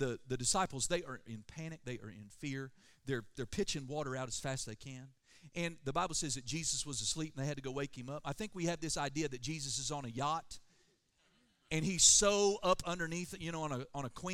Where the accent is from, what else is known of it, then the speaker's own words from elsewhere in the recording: Oklahoma, United States; I'm from Oklahoma